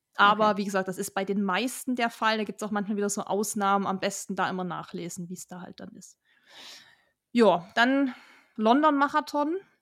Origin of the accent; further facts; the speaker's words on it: Germany; Wir als Deutsche